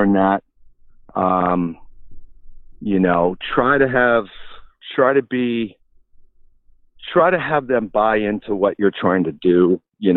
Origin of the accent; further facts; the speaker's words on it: Victoria, British Columbia, Canada; moved away as an adult; also born or lived in Kitchener, Ontario / Ottawa, Ontario; growing up in Victoria and watching the Victoria Shamrocks play